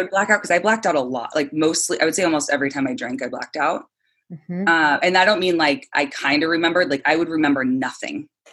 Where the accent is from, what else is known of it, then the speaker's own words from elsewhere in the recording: San Clemente, California, United States; now in Santa Monica, United States; I'm from San Clemente, California